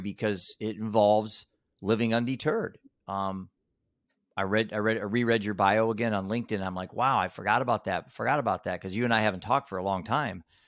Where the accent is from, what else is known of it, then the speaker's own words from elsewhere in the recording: Iowa, United States; I'm a dad from Iowa.